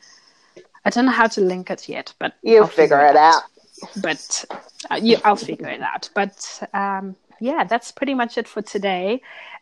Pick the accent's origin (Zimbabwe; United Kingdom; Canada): Zimbabwe; moved away as an adult; now in Australia; I'm from Zimbabwe